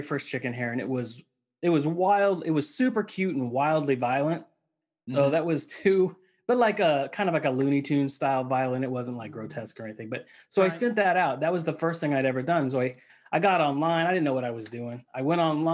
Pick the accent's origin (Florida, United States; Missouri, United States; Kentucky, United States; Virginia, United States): Missouri, United States; I grew up in the Midwest, in Missouri